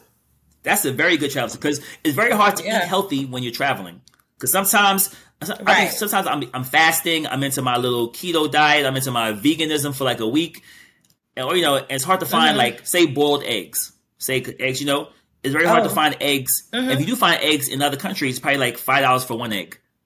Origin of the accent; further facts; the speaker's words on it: Thailand; I'm from Thailand.